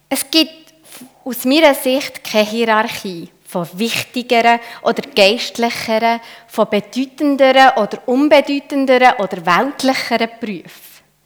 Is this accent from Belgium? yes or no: no; Switzerland; als Schweizer